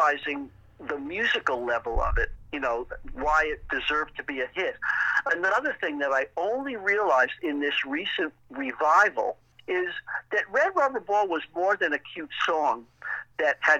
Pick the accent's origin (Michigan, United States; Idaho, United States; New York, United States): New York, United States; New York City; also born or lived in Eastchester, New York; I was born in Brooklyn, New York.